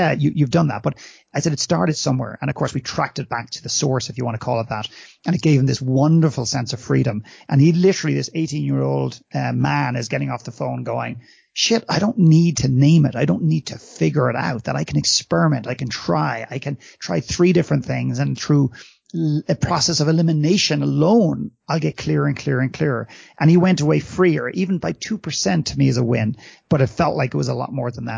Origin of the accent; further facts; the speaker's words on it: Ireland; moved away as an adult; now in Canada; when I was brought up in Ireland, and I walked the corridors of my classrooms